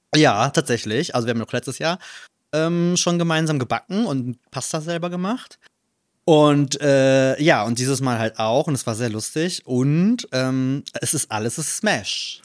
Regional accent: Trier, Rhineland-Palatinate, Germany; now in Cologne, Germany; in meiner Heimatstadt

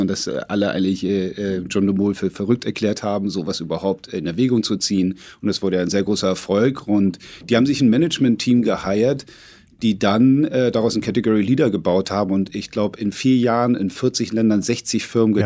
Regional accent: Hamburg, Germany; also born or lived in London; ich komme aus Hamburg

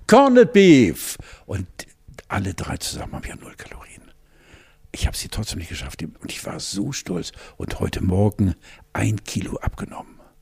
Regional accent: Wentorf bei Hamburg, Schleswig-Holstein, Germany; Wir sind ja am Rande von Hamburg groß geworden, in einem fast schon dörflichen Charakter. Wentorf bei Bergedorf.

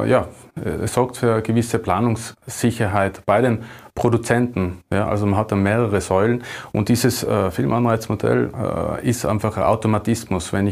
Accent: Tyrol, Austria; es wird natürlich jetzt bei uns in Tirol äh, Stoffe, die in den Alpen spielen, sind dann natürlich äh, prädestiniert, um sie hier zu, zu produzieren.

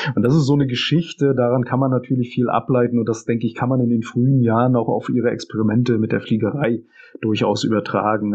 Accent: Anklam, Mecklenburg-Vorpommern, Germany; moved away as an adult; also born or lived in Dresden / Berlin; Ich bin gebürtiger Anklammer und eigentlich nach dem Aufwachsen hier erstmal aus Anklam weggegangen.

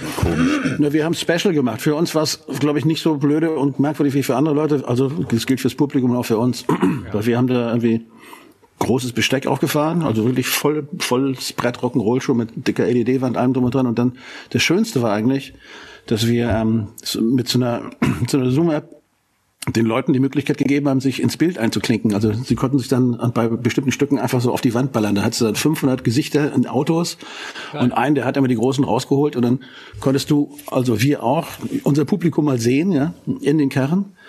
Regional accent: Hanover, Lower Saxony, Germany; wir kommen aus Hannover

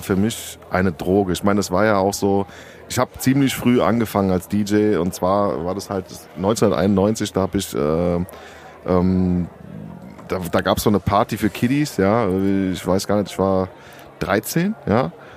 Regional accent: Rüsselsheim, Hesse, Germany; also born or lived in Sardinia; ich komme aus Rüsselsheim ursprünglich

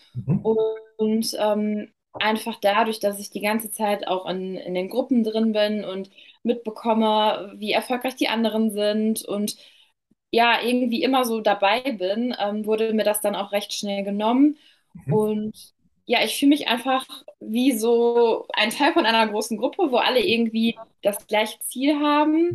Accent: near Dortmund, North Rhine-Westphalia, Germany; komme aus der Nähe von Dortmund

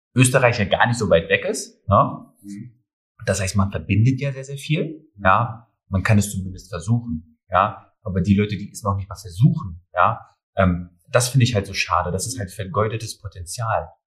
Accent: Germany; meine Heimat ist Deutschland, aber genauso äh, sehe ich auch die Türkei als meine Heimat.

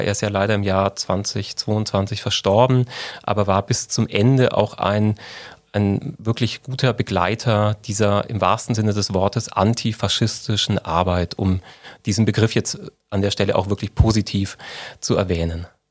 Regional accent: Unterallgäu, Bavaria, Germany; also born or lived in Mindelheim; now in Augsburg, Germany; meine Kindheit im Unterallgäu

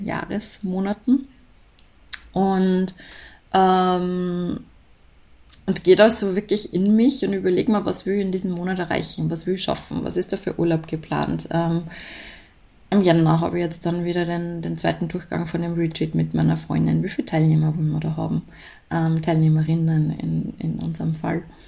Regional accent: Salzburg, Austria; bei uns in Salzburg

